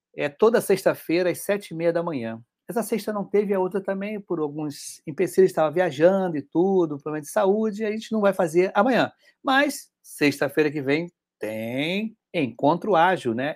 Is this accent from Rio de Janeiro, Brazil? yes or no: yes; Rio de Janeiro, Brazil; Eu sou do Rio de Janeiro